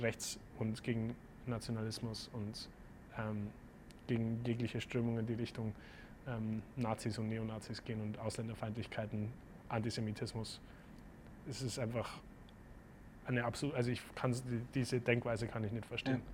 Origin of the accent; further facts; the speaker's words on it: Germany; also born or lived in Boston; bei uns in Deutschland